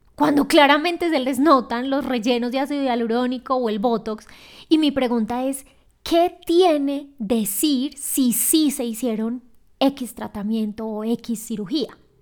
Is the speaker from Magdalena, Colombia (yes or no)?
no; Medellín, Antioquia, Colombia; moved away as an adult; now in Quito, Ecuador; yo soy de Medellín y vivo en Quito, Ecuador.